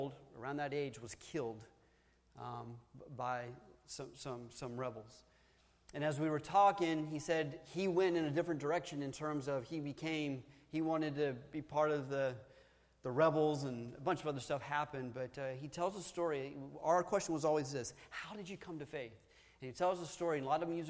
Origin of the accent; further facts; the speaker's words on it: Tennessee, United States; I'm from Tennessee.